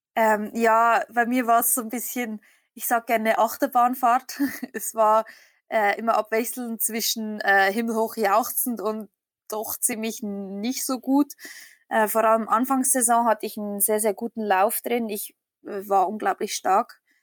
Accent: Switzerland; ich komme aus der Schweiz. Ich bin äh, eine Schweizer Biathletin

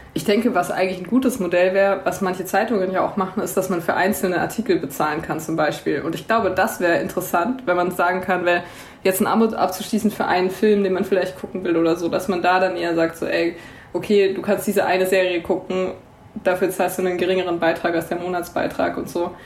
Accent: Swabia, Germany; ich als Schwabe

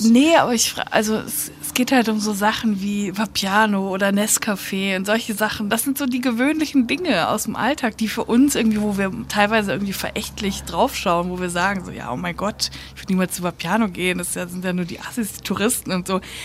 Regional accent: North Rhine-Westphalia, Germany; NRW ist irgendwie so meine Heimat

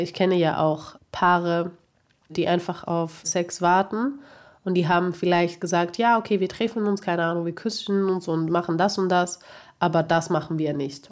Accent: Greece; moved away; ich halt eben aufgewachsen bin in Griechenland

